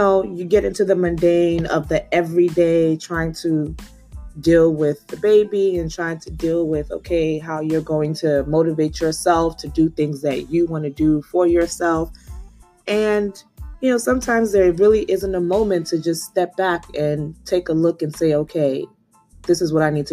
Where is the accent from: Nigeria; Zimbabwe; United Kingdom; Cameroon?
Nigeria; being Nigerian